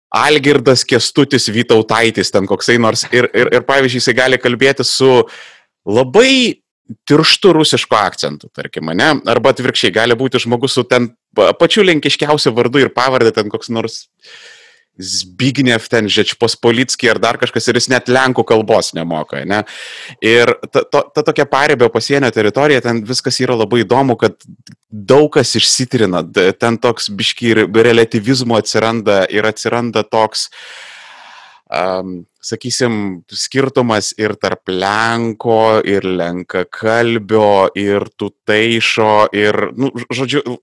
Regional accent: Vilnius, Vilnius County, Lithuania; aš pavyzdžiui gimęs augęs e, Vilniuje, aš e, labai e, esu susipažinęs intimiai su tokiais dalykais, dar, dar netgi aš augau šalia Antoniego Vivulskėgo mokyklos

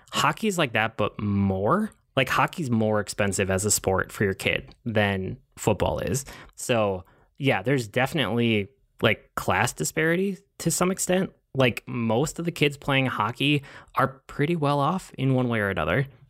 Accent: Twin Cities suburbs, Minnesota, United States; The Twin Cities, even if it's, this is shot in Minneapolis and I'm from the suburbs.

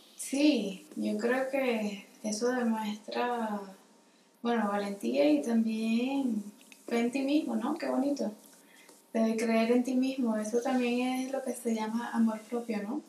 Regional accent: Caracas, Capital District, Venezuela; moved away as an adult; also born or lived in Luxembourg / France; now in Madrid, Spain; nací en Caracas, Venezuela, en el 93, ya aquí dijimos que tenía 27. La primera, edad. Este, y a los tres años me mudé a Luxemburgo Allí me quedé hasta los 8 o 9 más o menos. Eh, regresé a Caracas

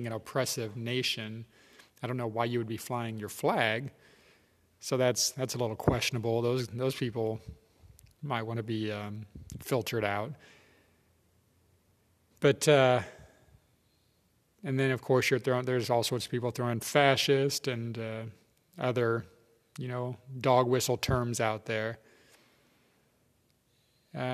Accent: United States; as an American

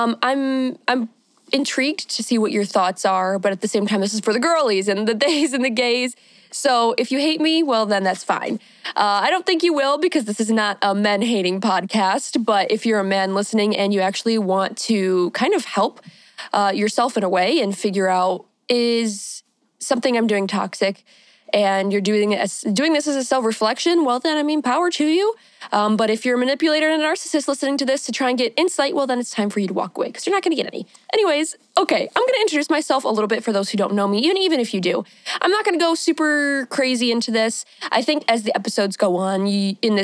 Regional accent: Michigan, United States; I am from Michigan. I'm a Michigan queen, born and raised, still here.

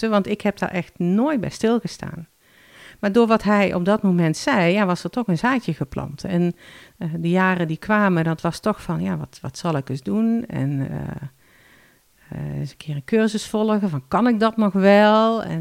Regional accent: Limburg, Netherlands; moved away as an adult; now in Alkmaar, Netherlands; En ik verhuisde van Noord-Limburg naar Noord-Holland, waar hij woonde.

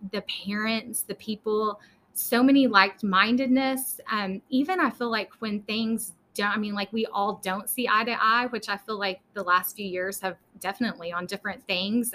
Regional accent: Lubbock, Texas, United States; also born or lived in Dallas area, Texas / McKinney, Texas; we are originally from Lubbock. We uh, transplanted down to the Dallas area for several years

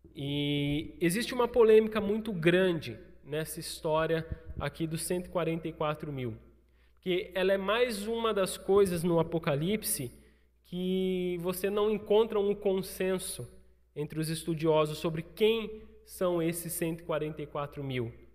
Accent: São Paulo, Brazil; moved away; also born or lived in Rio Grande do Sul; não sou gaúcho, sou paulista.

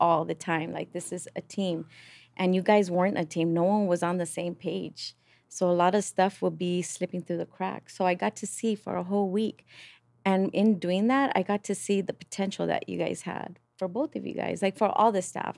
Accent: Los Angeles, California, United States; from East L

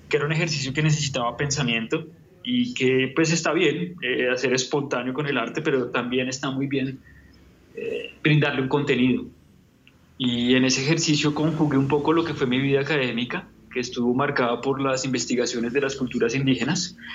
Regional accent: Bogotá, Bogotá Capital District, Colombia; yo soy colombiano, soy bogotano. Eh, tengo 36 años

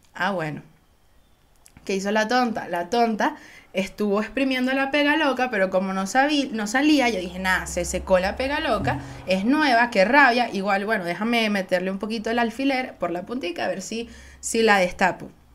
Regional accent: Venezuela; soy venezolana

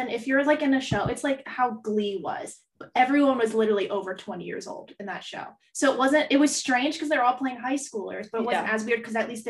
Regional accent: New Jersey, United States; I was in New Jersey.

